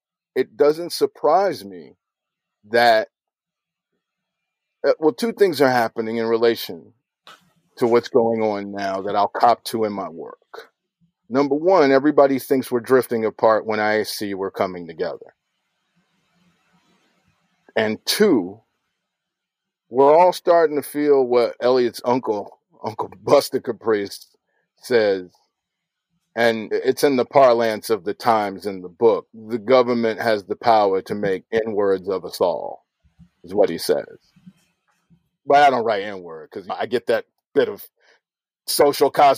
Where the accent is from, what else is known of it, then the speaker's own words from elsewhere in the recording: Chicago, Illinois, United States; I was growing up in the Shy